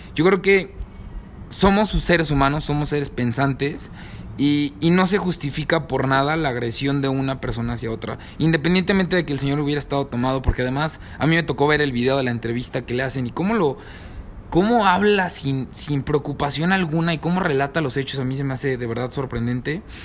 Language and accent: Spanish; Mexico; como jóvenes, como mexicanos